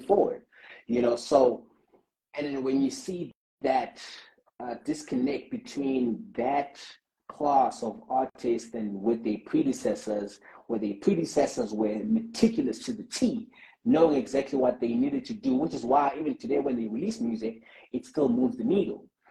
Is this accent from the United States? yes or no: no; South Africa; as a South African community